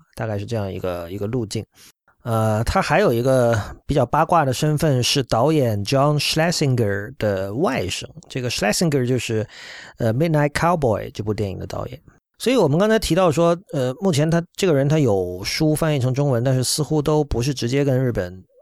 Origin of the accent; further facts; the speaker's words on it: China; 作为中国人